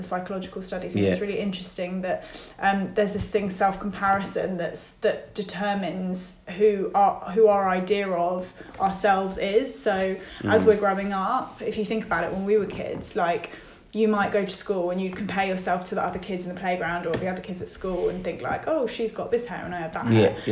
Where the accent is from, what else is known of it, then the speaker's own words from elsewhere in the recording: London, United Kingdom; I was brought up in North London in a Jewish family